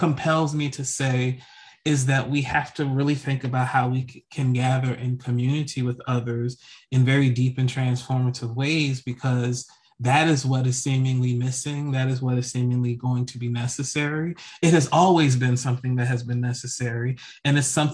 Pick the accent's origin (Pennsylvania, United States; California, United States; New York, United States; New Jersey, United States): New Jersey, United States; I was growing up in New Jersey